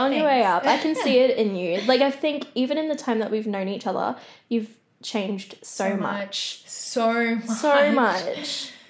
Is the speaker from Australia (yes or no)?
yes; South Gippsland, Victoria, Australia; Like, I grew up in South Gippsland and stuff.